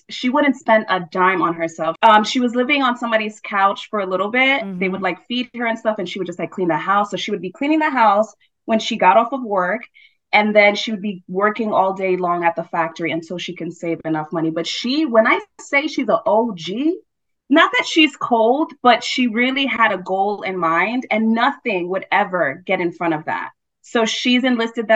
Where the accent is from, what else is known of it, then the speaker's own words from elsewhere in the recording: New York City, New York, United States; born and raised in Brooklyn, New York